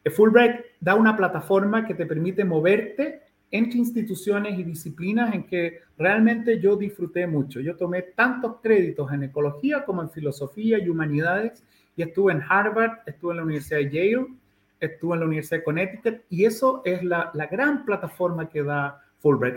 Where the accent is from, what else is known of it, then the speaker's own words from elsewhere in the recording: Santiago, Santiago Metropolitan Region, Chile; now in Puerto Williams, Chile; yo nací en Chile, en Santiago de Chile, en el 6 de octubre de 1960, en la Clínica Santa María, que era una clínica muy tradicional, ¿no? En Santiago. Y crecí